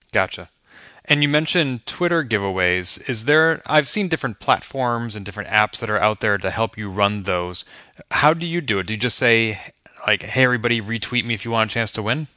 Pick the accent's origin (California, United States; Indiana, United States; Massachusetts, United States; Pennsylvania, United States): Massachusetts, United States; Boston; my hometown